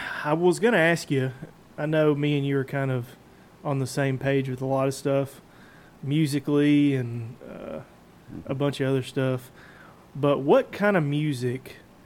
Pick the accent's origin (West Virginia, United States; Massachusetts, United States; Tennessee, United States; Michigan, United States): Tennessee, United States; Mount Juliet; Mount Juliet is nice. I grew up in Mount Juliet.